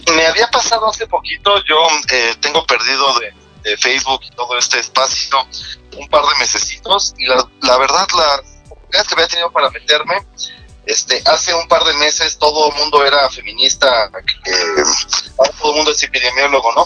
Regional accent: Mexico; como mexicanos

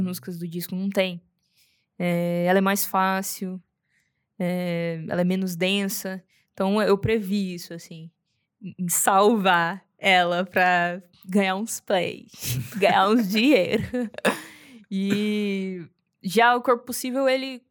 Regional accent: Goiânia, Goiás, Brazil; Eu sou, sou de Goiânia, nascido criada, bicho do mato

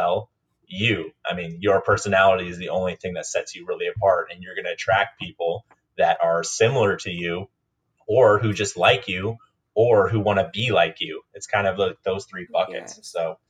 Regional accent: Maine, United States; also born or lived in Minnesota; now in San Diego, United States; I grew up in Maine and Minnesota, went to college in South Carolina, got my first job in DC, and now I live in San Diego.

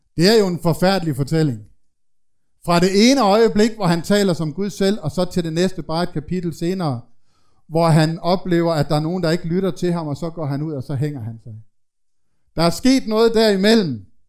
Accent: Denmark; nu er jeg jo fra Jylland

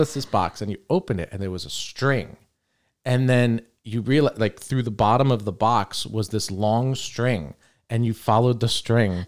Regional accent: St. Petersburg, Florida, United States; we grew up in Old Northeast

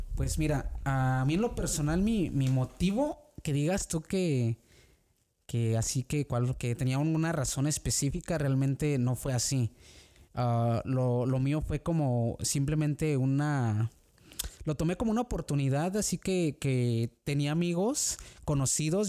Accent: San Luis de la Paz, Guanajuato, Mexico; moved away as an adult; now in Oxford, United States; yo soy originario de, de Guanajuato, México, este, de un pueblo pequeñito que se llama San Luis de la Paz

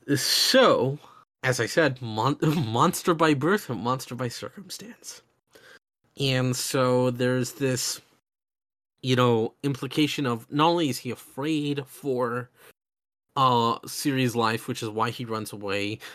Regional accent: the American South, United States; I grew up in the South where there's even bigger gun culture.

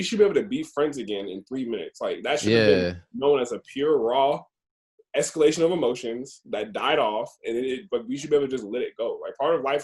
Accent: Roswell, Georgia, United States; we're from Roswell

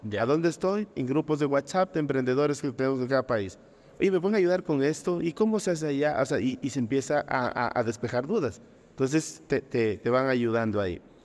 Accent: Loja, Ecuador; cuando nacemos en, regiones como Loja, o, en países como Ecuador

